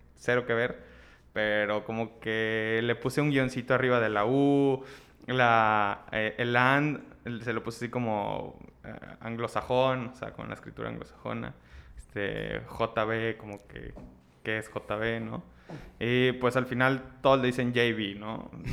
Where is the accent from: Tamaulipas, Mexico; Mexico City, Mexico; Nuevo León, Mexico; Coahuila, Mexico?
Tamaulipas, Mexico; Ciudad Victoria; moved away as an adult; now in Monterrey, Mexico; yo soy de Ciudad Victoria, Tamaulipas, me vine a estudiar a, Monterrey.